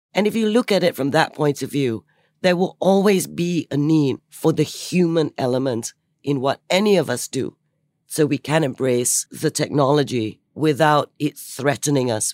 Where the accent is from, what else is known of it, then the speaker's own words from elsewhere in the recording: Singapore; I'm Singaporean